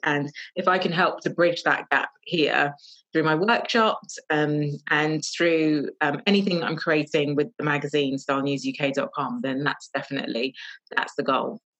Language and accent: English; London, United Kingdom; moved away as an adult; now in Northamptonshire, United Kingdom; I am from London. I moved to Northamptonshire about two years ago